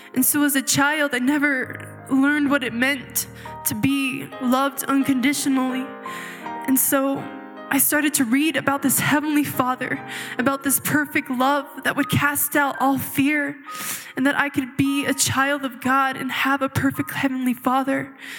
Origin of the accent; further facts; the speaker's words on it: Chihuahua, Mexico; moved away; I was actually born and raised in Chihuahua, Mexico, in a small polygamous community of fundamental Mormons